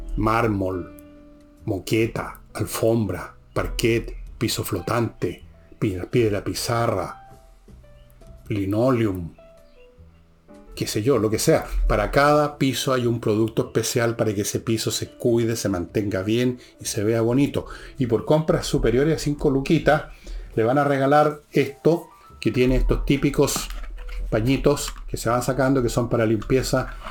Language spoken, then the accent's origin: Spanish; Chile